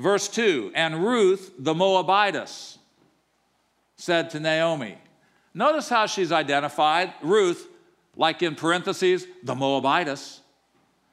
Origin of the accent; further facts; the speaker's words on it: Normal, Illinois, United States; moved away as an adult; now in Atlanta, United States; I grew up in Normal, Illinois